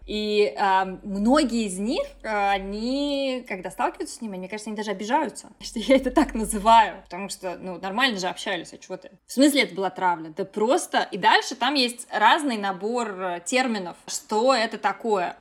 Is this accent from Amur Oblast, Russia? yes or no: no; Moscow, Russia; лицей 1535 при ИСА МГУ в городе Москве. И я туда из Жулебина ездила на курсы подготовки